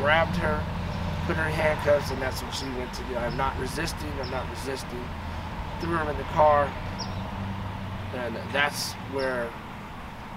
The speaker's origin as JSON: {"language": "English", "area": "Bay Area", "region": "California", "country": "United States", "moved": "yes", "lives_now": "San Luis Obispo, United States", "said": "I'm originally from the Bay Area, but I've lived out here for a long, long time"}